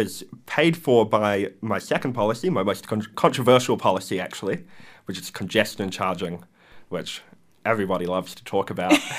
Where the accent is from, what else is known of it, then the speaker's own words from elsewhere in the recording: Wellington, New Zealand; I'm a local. I grew up in Thorndon and now I reside in Mount Vic.